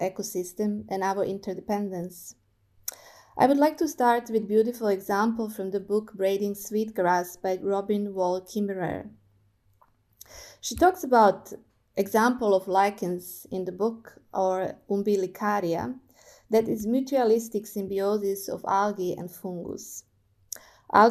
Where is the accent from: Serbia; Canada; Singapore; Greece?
Serbia; moved away as an adult; also born or lived in Germany / Melbourne, Australia / China; now in Belgrade, Serbia; I was born in Germany, but I've grown up in Yugoslavia with my grandparents' country that doesn't exist anymore